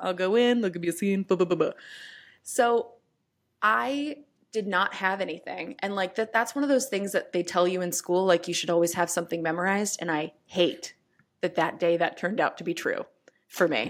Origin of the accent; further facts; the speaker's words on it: New York City, New York, United States; I'm a New Yorker